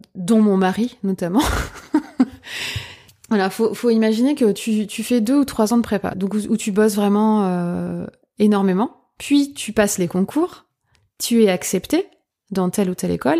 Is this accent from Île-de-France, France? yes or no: no; Lorraine, Grand Est, France; moved away as an adult; now in Paris region, France; je suis lorraine